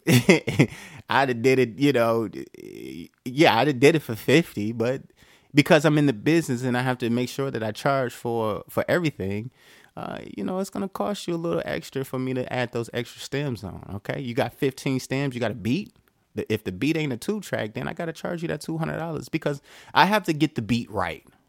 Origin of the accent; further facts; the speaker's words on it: Detroit, Michigan, United States; I'm from Detroit